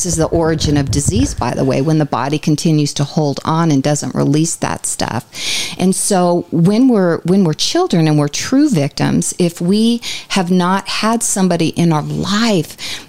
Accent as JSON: {"language": "English", "country": "Ireland", "said": "I'm Irish."}